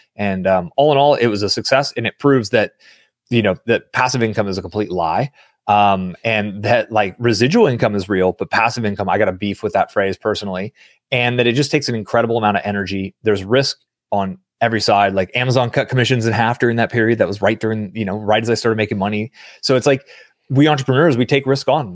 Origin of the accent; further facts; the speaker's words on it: San Francisco Bay Area, California, United States; I grew up in the San Francisco Bay Area during the dot-com boom